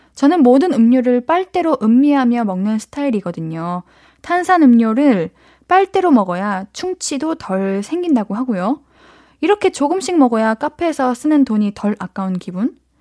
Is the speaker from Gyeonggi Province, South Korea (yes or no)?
yes; Gyeonggi Province, South Korea; 저는요, 경기도인데요.